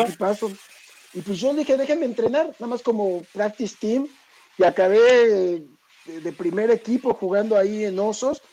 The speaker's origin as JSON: {"language": "Spanish", "region": "Mexico City", "country": "Mexico", "tie": "born or raised there", "also_born_or_lived": "Michoacán", "said": "somos de ahí del nororiente de la ciudad, eh, cerca de San Juan de Aragón, Eduardo Molina por la Prepa 3, por ahí viví toda mi vida"}